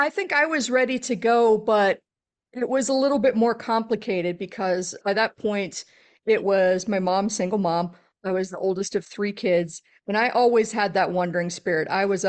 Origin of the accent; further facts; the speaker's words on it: Texas, United States; I grew up in South Central Texas, a little bit rural outside of San Antonio.